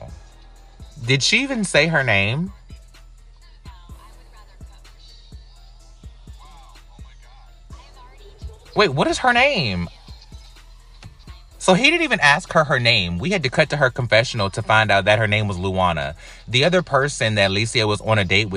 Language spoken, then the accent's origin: English; United States; being an American